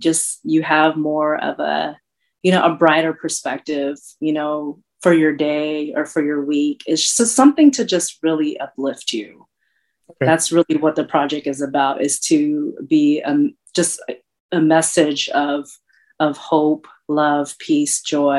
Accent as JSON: {"language": "English", "country": "Philippines", "said": "definitely has the island feel because I'm from the Philippines. It definitely has the Bay Area feel."}